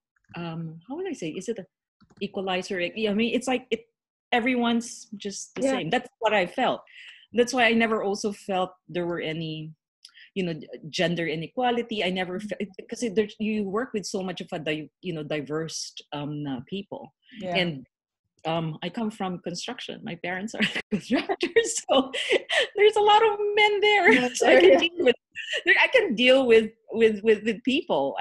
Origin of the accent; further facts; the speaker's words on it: Philippines; I'm Chinese Filipino